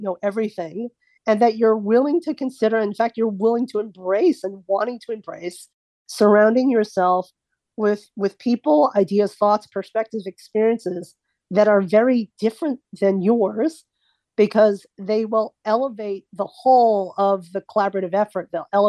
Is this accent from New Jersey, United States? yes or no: yes; New Jersey, United States; also born or lived in Dallas / Midwest; Oh, I'm from Dallas. No, where are you really from? No, I'm from New Jersey. Oh, no, where are you really, really from? And I'll say, no, I was born in the Midwest.